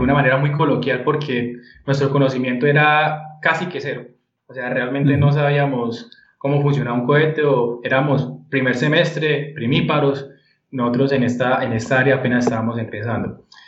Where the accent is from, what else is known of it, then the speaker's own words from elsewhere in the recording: Bucaramanga, Santander, Colombia; moved away; soy de Bucaramanga.